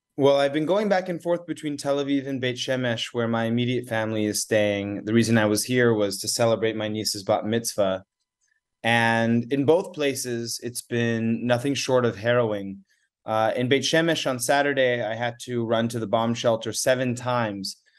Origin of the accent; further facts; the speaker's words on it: United States; I am American fully. I'm an American citizen